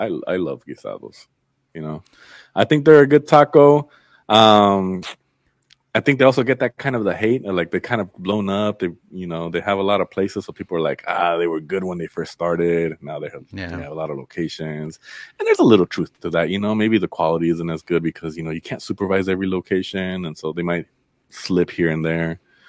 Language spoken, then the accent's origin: English; Zacatecas, Mexico; I'm from Zacatecas. My family's from Zacatecas, and we're big on stews.